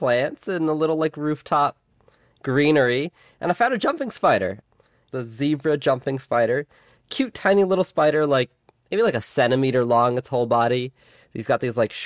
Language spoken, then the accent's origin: English; New York City, New York, United States; I grew up in New York City